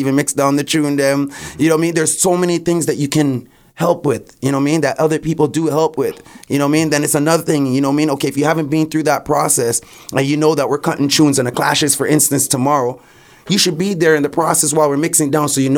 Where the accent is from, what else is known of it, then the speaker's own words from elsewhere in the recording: Canada; I was born in Canada.